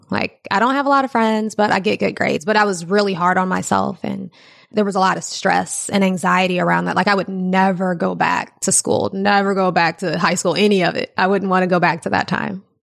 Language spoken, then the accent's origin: English; Ferguson, Missouri, United States; I grew up there.